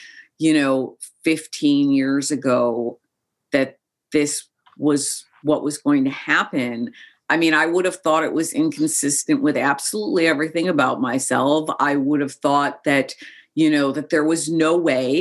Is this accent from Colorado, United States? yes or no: no; Chicago, Illinois, United States; also born or lived in Joshua Tree, California; I grew up in Chicago. I've lived away from Chicago for about a decade of my life at various different times, but I grew up in Chicago as well